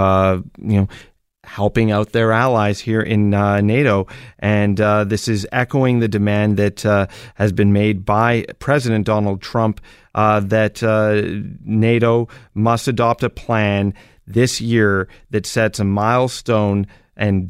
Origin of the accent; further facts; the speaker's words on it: Canada; being Canadian